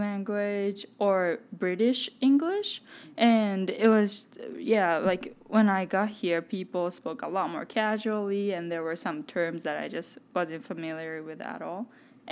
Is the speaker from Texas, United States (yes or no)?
no; Westchester, New York, United States; also born or lived in Japan; I grew up in Japan for the first 10 years of my life, and because of my parents' work, I moved to Westchester, New York, and in fourth grade